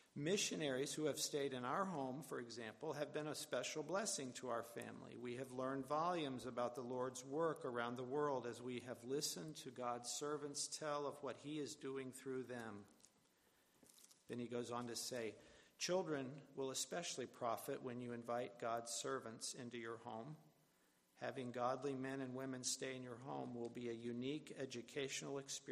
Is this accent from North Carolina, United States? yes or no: no; West Virginia, United States; moved away; I'm from West Virginia originally, as are both my parents and their families